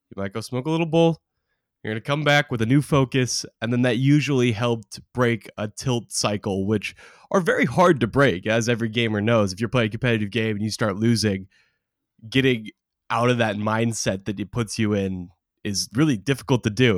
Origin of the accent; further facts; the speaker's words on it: Oregon, United States; growing up in Oregon